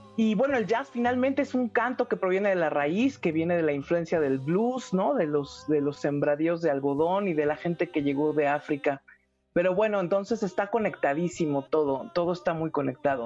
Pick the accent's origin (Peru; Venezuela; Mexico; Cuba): Mexico; como buenas mexicanas